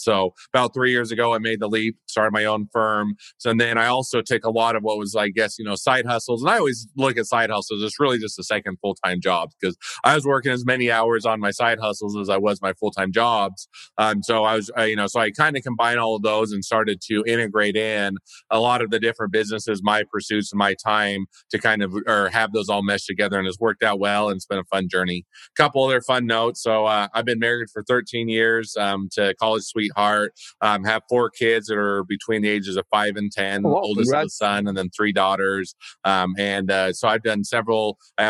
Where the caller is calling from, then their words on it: Utah, United States; So yeah, so I'm in the US in Utah, just north of Salt Lake City.